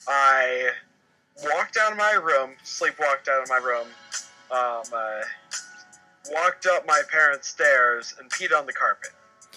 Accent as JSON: {"language": "English", "region": "Virginia", "country": "United States", "tie": "born or raised there", "said": "I was actually born in Virginia."}